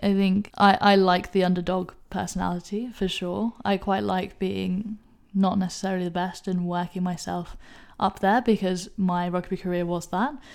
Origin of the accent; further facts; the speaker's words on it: Hong Kong; accent: English; moved away; also born or lived in United Kingdom; Hong Kong is where I grew up. Hong Kong is my home.